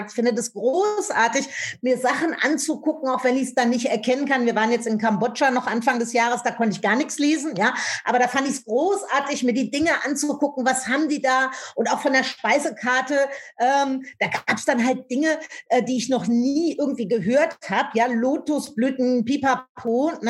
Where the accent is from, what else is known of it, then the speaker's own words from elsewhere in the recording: Rhineland, Germany; now in Berlin, Germany; Ich komme ja aus dem Rheinland, lebe aber in Berlin mittlerweile.